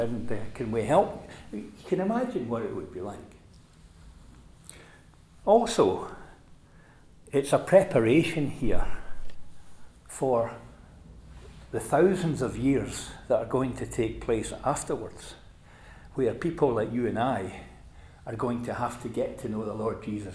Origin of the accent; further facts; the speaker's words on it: Scotland, United Kingdom; as a boy growing up, my father was an evangelist and he used, for a period of time, used to drive what was known as the Scottish gospel van, and it used to be parked in our driveway